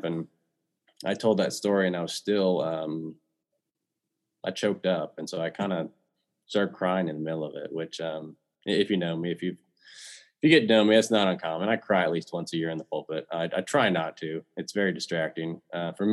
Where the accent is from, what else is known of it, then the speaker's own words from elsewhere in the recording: Kansas City, United States; my childhood and growing up in Kansas City